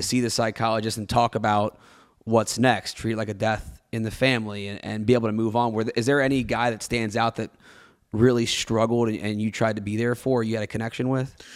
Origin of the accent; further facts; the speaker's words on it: Cincinnati, Ohio, United States; I grew up in Cincinnati